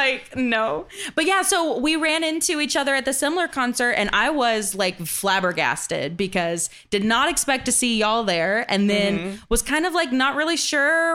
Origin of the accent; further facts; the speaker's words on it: Cincinnati, Ohio, United States; also born or lived in Louisville, Kentucky / Rockcastle County, Kentucky; I'm from Cincy.